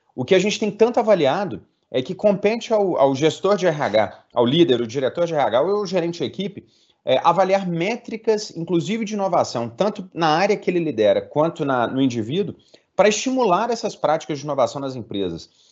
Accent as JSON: {"language": "Portuguese", "region": "Minas Gerais", "country": "Brazil", "said": "como mineiro"}